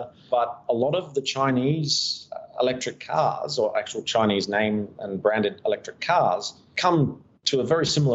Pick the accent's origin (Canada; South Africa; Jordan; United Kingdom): United Kingdom; Kent, South East England; also born or lived in Australia / Japan / Thailand / Taiwan; now in Fuzhou, China; I was from Kent, down in the southeast of the UK or England